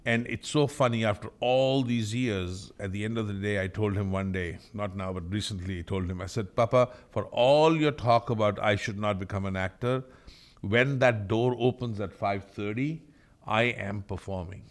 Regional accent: India; moved away as an adult; also born or lived in Austria; now in Canada; I'm from India.

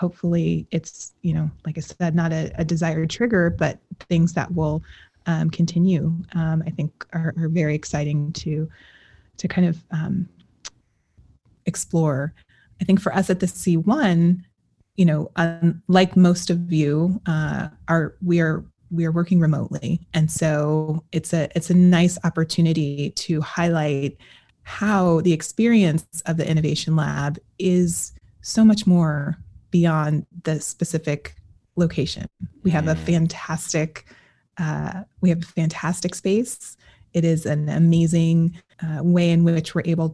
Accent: Colorado, United States; I am from Colorado

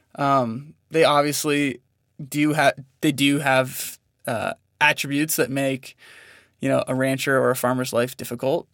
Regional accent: Northern California, United States; now in Montana, United States; I grew up in Northern California, Um, so just about an hour north of San Francisco, um, in a pretty small town

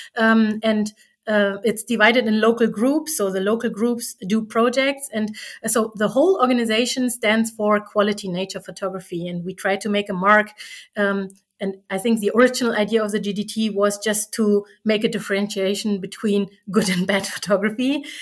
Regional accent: East Germany, Germany; I was from East Germany

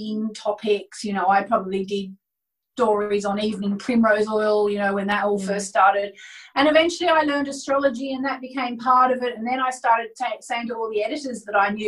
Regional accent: Hobart, Tasmania, Australia; moved away as an adult; also born or lived in Melbourne, Australia / Sydney, Australia / London, United Kingdom; I grew up in Hobart, Tasmania, in Australia

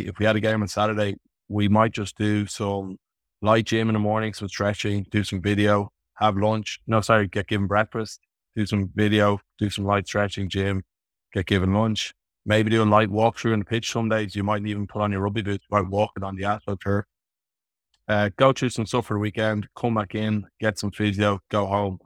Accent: Dublin, Leinster, Ireland; also born or lived in Canberra, Australia; I was back in Dublin at my parents' house at the time

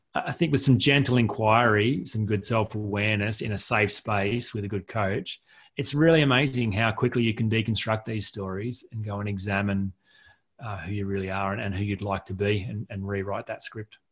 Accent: Collector, New South Wales, Australia; moved away as an adult; also born or lived in Goulburn, New South Wales; I'm from a, a rural town, um, you know, town of 150 people uh, in Collector, rural New South Wales.

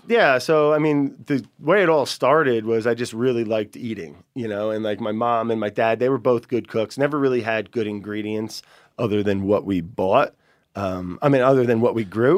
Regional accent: northern New Jersey, United States; Where I grew up in northern New Jersey, ton of black bears

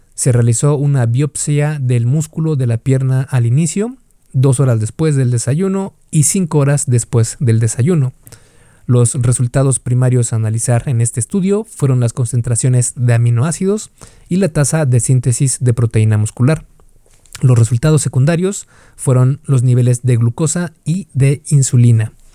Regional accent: Mexico; Yo soy de México

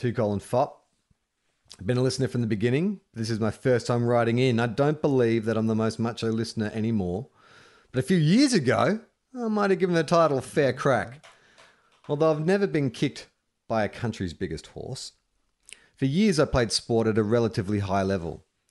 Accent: Sydney, New South Wales, Australia; Bit of Aussie flavor. I'm from Sydney, and in kindy, they thought it would be a good idea to take us inner city kids to a wildlife park.

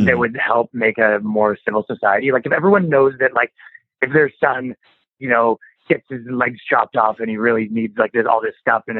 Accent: Canada; I'm from Canada

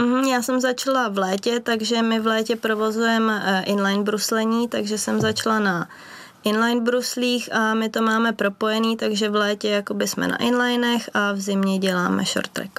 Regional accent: Benátky nad Jizerou, Central Bohemian Region, Czechia; my vlastně trénujeme v Benátkách nad Izerou, v mém rodném městě

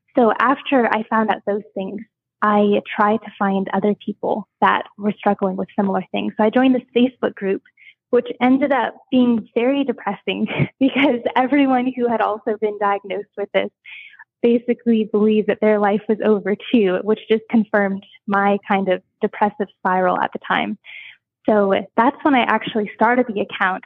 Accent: Washington, United States; moved away as an adult; also born or lived in Hawaii; now in Fort Riley, Kansas, United States; Originally from Hawaii, um, but I moved to Washington State when I was about six years old. So I've been there most of my life

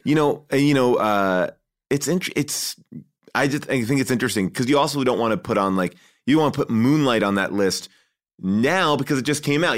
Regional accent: Long Island, New York, United States; I grew up in, uh, Long Island, uh, right outside of New York City

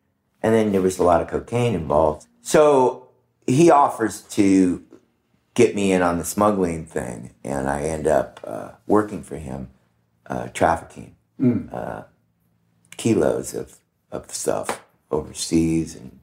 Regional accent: Orange County, California, United States; I grew up in Orange County, Dana Point Harbor was sort of mecca for smuggling

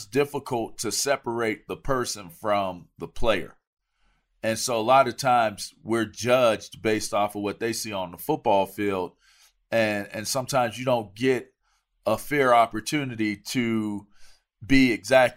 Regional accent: East Coast, United States; I'm from the East Coast

